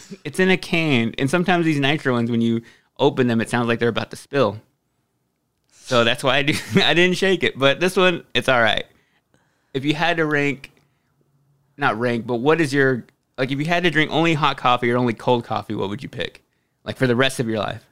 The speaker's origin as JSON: {"language": "English", "region": "Texas", "country": "United States", "said": "I'm from Texas"}